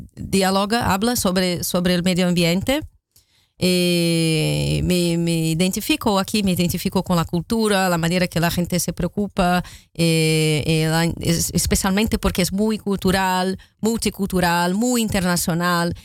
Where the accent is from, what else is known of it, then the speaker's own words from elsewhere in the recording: Rio de Janeiro, Brazil; Spanish is a second language; moved away; Río de Janeiro, como soy, de donde soy originalmente